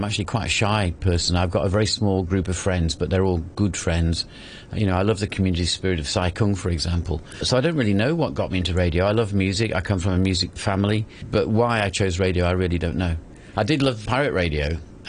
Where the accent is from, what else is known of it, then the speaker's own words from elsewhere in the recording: East Midlands, United Kingdom; Derbyshire, which is where I am originally, I was constantly monitoring myself to try and improve my accent like.